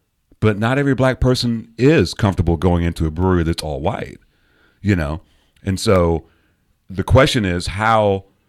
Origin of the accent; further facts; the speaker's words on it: United Kingdom; moved away; I'm British.